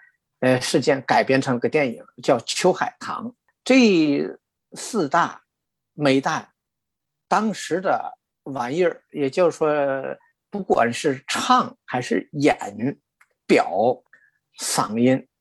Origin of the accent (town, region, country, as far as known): Tianjin, China; now in Toronto, Canada